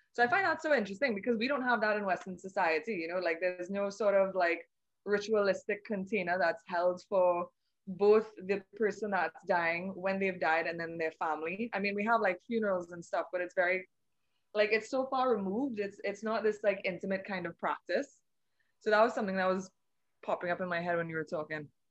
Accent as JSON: {"language": "English", "country": "Trinidad & Tobago", "said": "I'm from the Twin Island Republic of Trinidad and Tobago"}